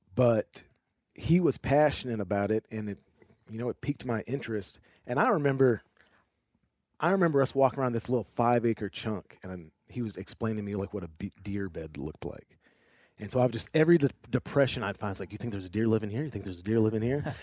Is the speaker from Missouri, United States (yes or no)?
yes; St. Louis, Missouri, United States; moved away as an adult; now in Arkansas, United States; I'm originally from Saint Louis